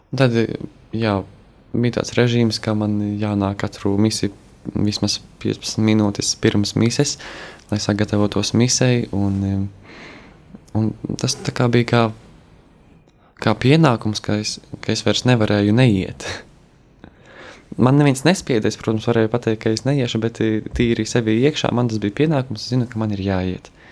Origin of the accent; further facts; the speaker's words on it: Kaunata, Latgale, Latvia; esmu no Latgales, no Rēzeknes puses, no ciematiņa Kaunatas